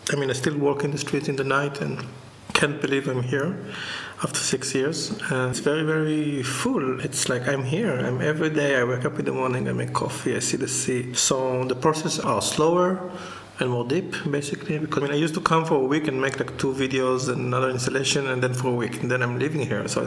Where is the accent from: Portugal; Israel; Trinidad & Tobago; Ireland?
Israel; Jerusalem, Jerusalem District; I was born here, I grew up in Jerusalem